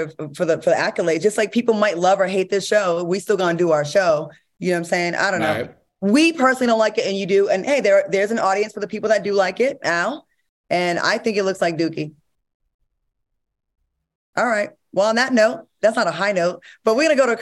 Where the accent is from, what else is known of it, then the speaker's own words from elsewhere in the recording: Rhode Island, United States; moved away; I'm from that area. I'm from Rhode Island